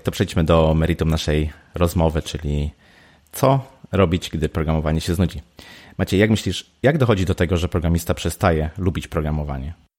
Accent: Poznań, Greater Poland, Poland; ja jestem z Poznania

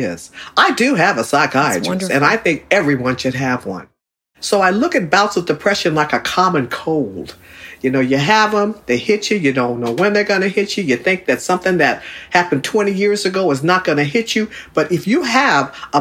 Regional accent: Berkeley, California, United States; I was raised in Berkeley and I played at San Pablo Park.

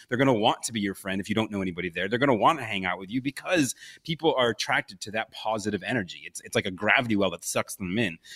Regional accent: Buffalo, New York, United States; moved away as an adult; also born or lived in Los Angeles / Pensacola; twenty years of growing up in Buffalo, New York

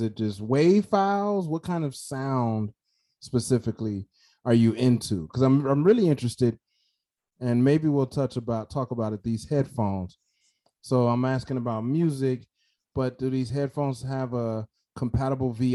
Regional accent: Chicago, Illinois, United States; I'm from Chicago, so yeah. I'm in Chicago

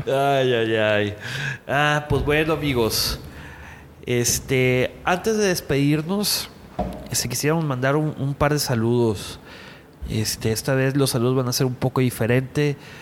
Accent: Culiacán, Sinaloa, Mexico; now in Monterrey, Mexico; Sergio y yo somos de Culiacán. Este, bueno, yo tengo ya viviendo que 12 años aquí en Monterrey

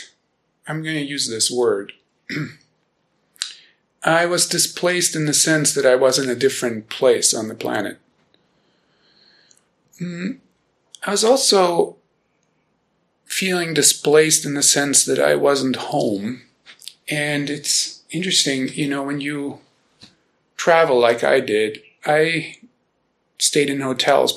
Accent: Germany; born or raised there; first language German; English is a second language; now in Boulder, United States

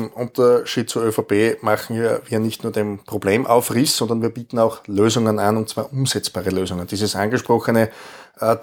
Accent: Styria, Austria; Insgesamt haben wir in meinem Heimatbundesland in der Steiermark mit Stand jetzt 500 Asylquartiere.

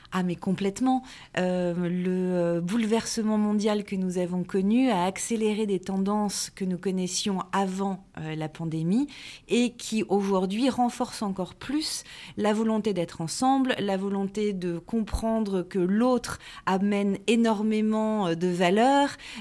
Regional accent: Paris region, Île-de-France, France; je suis née en région parisienne, euh, d'une maman corésienne et d'un papa portugais

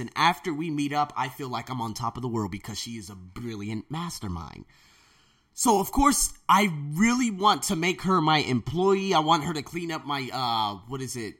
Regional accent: United States; moved away as an adult; now in Thailand; I was born in America

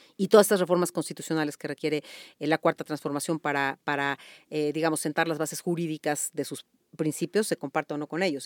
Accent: Mexico; como abogada, pero sobre todo como mexicana

